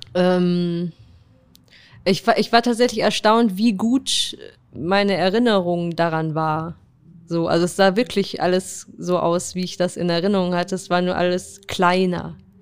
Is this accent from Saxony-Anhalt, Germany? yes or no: no; Würzburg, Bavaria, Germany; moved away as an adult; also born or lived in Paderborn / Frankfurt; geboren bin ich in Paderborn und als ich zehn war, ist meine Familie nach Würzburg gezogen